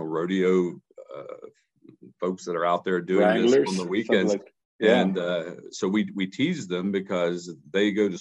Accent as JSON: {"language": "English", "region": "West Virginia", "country": "United States", "tie": "born or raised there", "also_born_or_lived": "Ohio / Arizona", "moved": "as an adult", "said": "my home state where I was born and raised in West Virginia"}